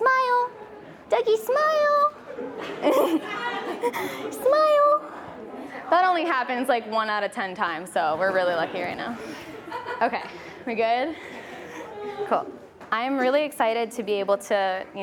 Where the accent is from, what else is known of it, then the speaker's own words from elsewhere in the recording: Nashville, Tennessee, United States; I'm 23 years old. We're from Nashville, Tennessee